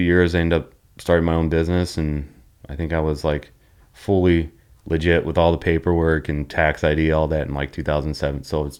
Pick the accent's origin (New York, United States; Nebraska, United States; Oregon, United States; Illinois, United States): Illinois, United States; Chicago; also born or lived in St. Louis / Texas / North Carolina; And then born in St. Louis. And then after St. Louis, we moved to Texas for a year and then lived in North Carolina and then back to Chicago. Or moved to Chicago. Then I moved back to St. Louis when I was like 17 or 18, stayed there.